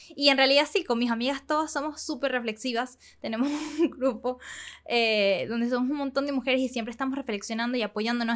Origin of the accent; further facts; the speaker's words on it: Venezuela; moved away as an adult; now in Panama; crecí en Venezuela hasta que cumplí 17 y me mudé a Panamá